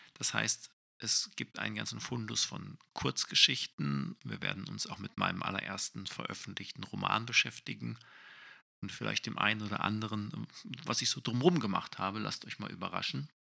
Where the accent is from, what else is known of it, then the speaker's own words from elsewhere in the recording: Essen, North Rhine-Westphalia, Germany; in Essen spielt, in meiner Heimatstadt